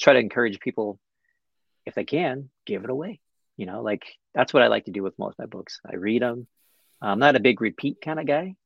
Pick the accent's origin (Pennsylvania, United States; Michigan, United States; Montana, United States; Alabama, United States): Montana, United States; Butte; my hometown. um, which is Butte, Montana